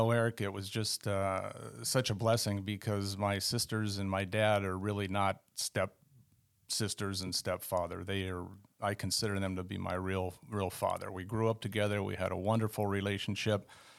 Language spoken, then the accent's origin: English; Sunnyvale, California, United States; Well, I grew up in the Northern Bay Area in California. My mother and my father, we were in town called Sunnyvale, California.